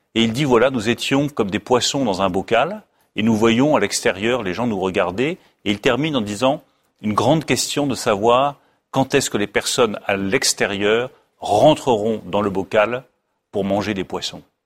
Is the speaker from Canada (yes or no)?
no; France; en France, le premier lien entre les Français, c'est notre langue